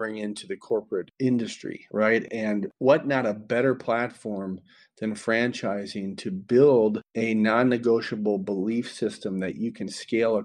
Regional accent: Minnesota, United States; my home state of Minnesota

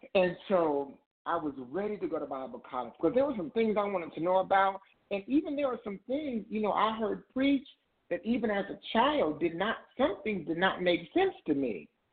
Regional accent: Indiana, United States; moved away as an adult; now in Ohio, United States

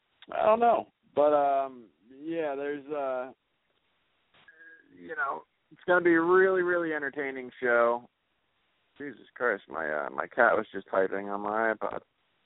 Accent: Detroit, Michigan, United States; God, I was raised in Detroit, and, you know, I have a lot of things to talk to that guy about.

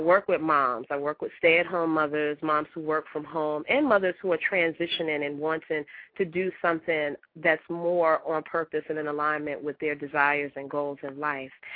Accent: New York City, New York, United States; I'm from Brooklyn

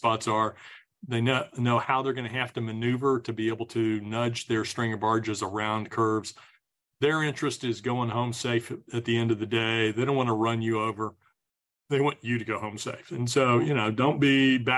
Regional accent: Texas, United States; I'm from Texas

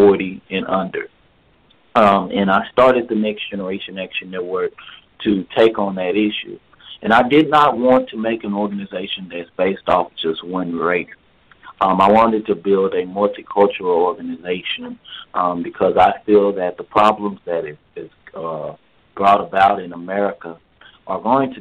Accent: Dallas, Texas, United States; I grew up in Oak Cliff, Texas

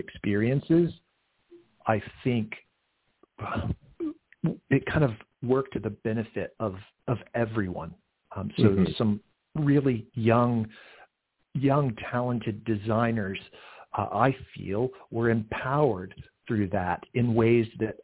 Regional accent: Central Florida, United States; also born or lived in Georgia; I spent my formative years in Central Florida

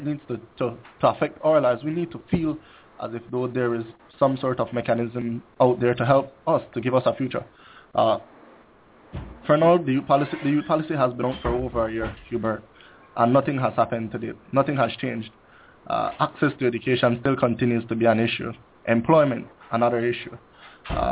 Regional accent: Belize City, Belize District, Belize; I grew up in one of the most depressed communities of Belize City. That is Majestic Alley

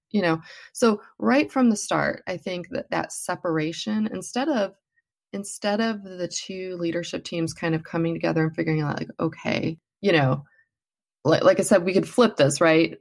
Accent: United States; as American workers

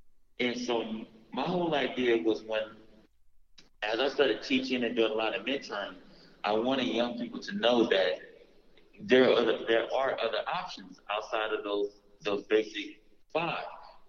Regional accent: Los Angeles, California, United States; I'm from South Central L.A., born and raised

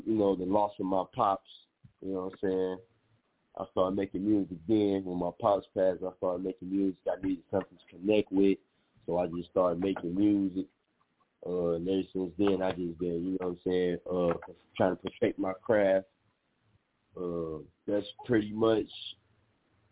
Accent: East Chicago, Indiana, United States; I'm from East Chicago

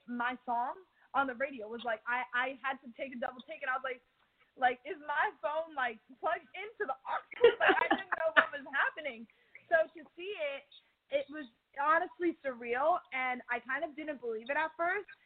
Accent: New Jersey, United States; I'm from Jersey

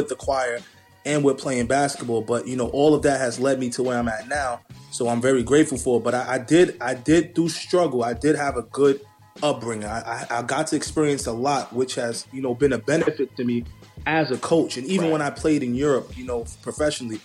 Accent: New York City, New York, United States; growing up in the Bronx, I grew up with not a lot

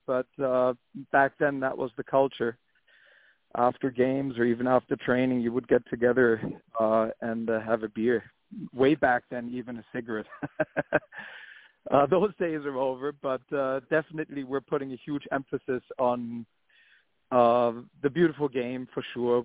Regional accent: Hamburg, Germany; now in New York City, United States; I'm from Hamburg.

